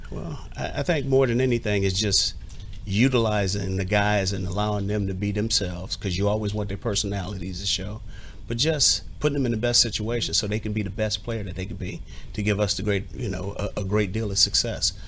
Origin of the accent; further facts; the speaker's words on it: Southern California, United States; now in Washington, United States; the same neck of the woods that I grew up in in Southern California